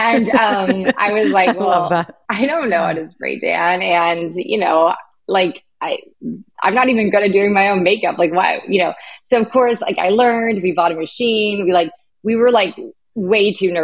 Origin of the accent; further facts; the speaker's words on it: Chicago, Illinois, United States; moved away; also born or lived in Orange County, California / Colorado; Originally Chicago, and Chicago and Orange County